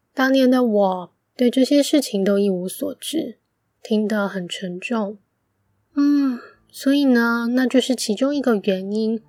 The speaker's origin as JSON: {"language": "Chinese", "country": "Taiwan", "tie": "born or raised there", "said": "很高兴自己身为台湾人，感受到和我生长的土地有所连结"}